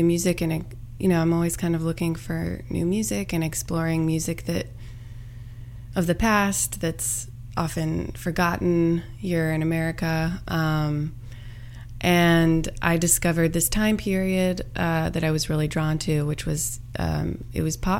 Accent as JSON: {"language": "English", "town": "Roanoke", "region": "Virginia", "country": "United States", "tie": "born or raised there", "said": "In Roanoke, Virginia."}